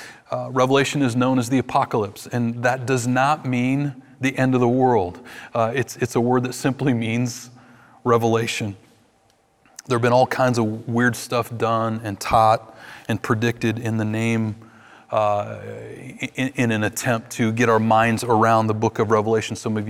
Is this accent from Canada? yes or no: yes; Vancouver, British Columbia, Canada; In my hometown of Vancouver, every year there was this beautiful Seventh-day Adventist church